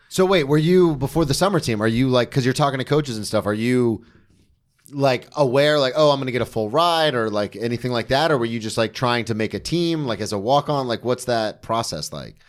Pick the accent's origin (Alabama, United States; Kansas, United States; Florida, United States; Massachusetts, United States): Florida, United States; outside Daytona; now in New York, United States; I grew up outside Daytona